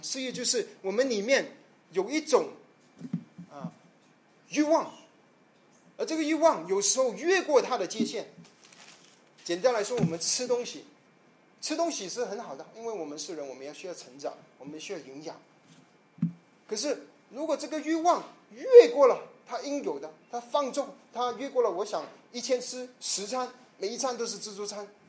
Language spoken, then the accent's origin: Chinese; China; 所以我们中国人说啊，你没有良心啊？